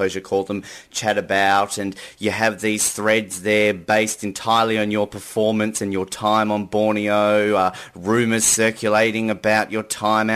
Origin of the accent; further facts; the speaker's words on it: Tasmania, Australia; my very home state of Tasmania.